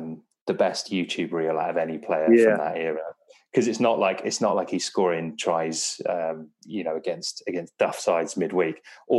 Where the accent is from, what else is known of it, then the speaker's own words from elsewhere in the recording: England, United Kingdom; being a Welshman growing up in England in the 90s